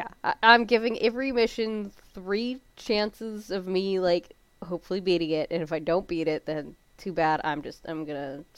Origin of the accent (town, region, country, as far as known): Canada